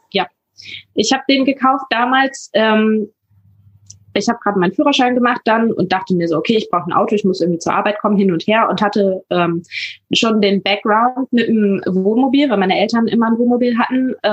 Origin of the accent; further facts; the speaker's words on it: Hamburg, Germany; ich bin 22 Jahre alt und ich komme aus der Nähe von Hamburg. Ähm, da bin ich geboren und aufgewachsen